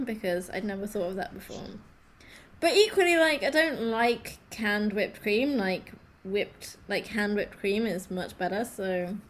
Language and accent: English; United Kingdom; being British